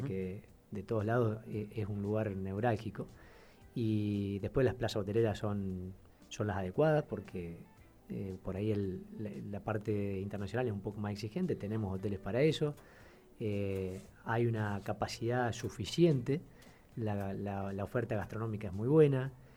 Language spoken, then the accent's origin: Spanish; Argentina; como somos los argentinos, medio eh, ingeniosos